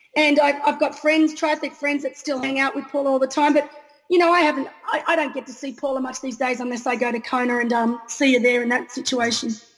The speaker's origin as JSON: {"language": "English", "country": "Australia", "said": "being an Australian"}